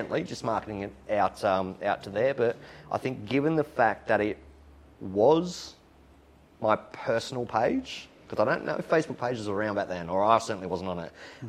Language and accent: English; Newcastle, New South Wales, Australia; now in Sydney, Australia; I'm not from Sydney. I'm from Newcastle. I moved to Sydney, ended up in the eastern suburbs.